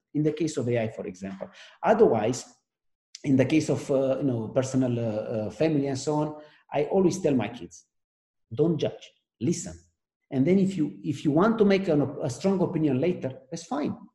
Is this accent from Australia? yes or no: no; Romania; now in France; At heart, I'm still Romanian because where I live, I, am French, and because of the company I work, I work on, I'm American